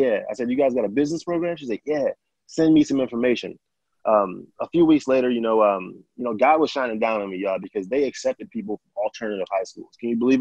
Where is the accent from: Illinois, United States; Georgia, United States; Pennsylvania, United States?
Illinois, United States; Chicago; I'm from Chicago.